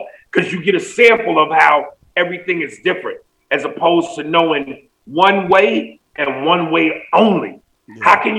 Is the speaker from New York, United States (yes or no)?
yes; New York, United States; now in Los Angeles, United States; Yeah, like I said, I'm a New Yorker at heart, but I'm an LA dude, man.